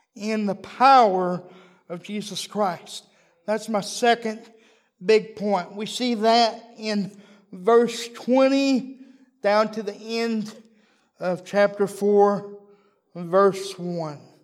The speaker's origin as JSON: {"language": "English", "region": "Texas", "country": "United States", "said": "I'm a Texan"}